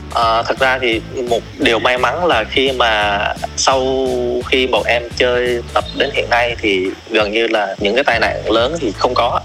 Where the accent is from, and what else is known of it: Southern Vietnam, Vietnam; born or raised there; accent: southern; moved away as an adult; now in Hanoi, Vietnam